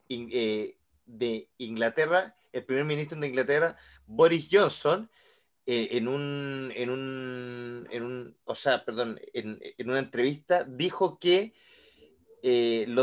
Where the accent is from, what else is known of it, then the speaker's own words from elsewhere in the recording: La Unión, Los Ríos, Chile; Yo soy de la Unión, perro, yo soy de la Unión.